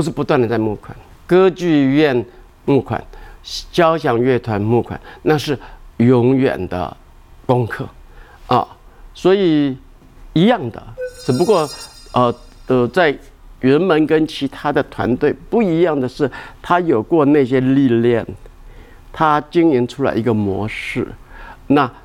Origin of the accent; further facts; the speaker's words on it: Xingang, Chiayi County, Taiwan; 我的故乡新港，我们的老家